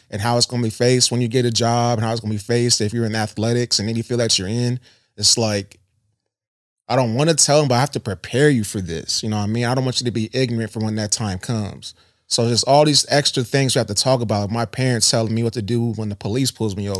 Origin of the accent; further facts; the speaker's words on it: Columbus, Ohio, United States; also born or lived in Worthington, Ohio; I'm from Southside Columbus, Southfield